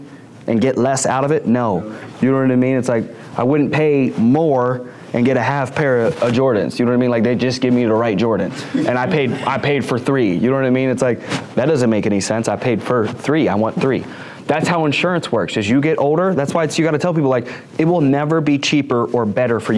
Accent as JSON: {"language": "English", "region": "the South", "country": "United States", "said": "I'm from the South"}